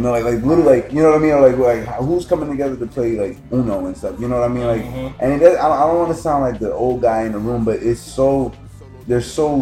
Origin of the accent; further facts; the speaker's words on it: Newark, Delaware, United States; I grew up in Newark, but I had family that lived over Northside